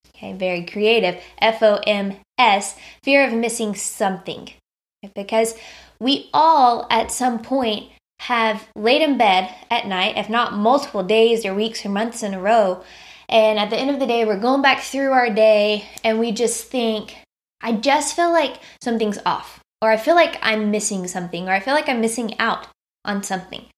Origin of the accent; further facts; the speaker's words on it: United States; as an American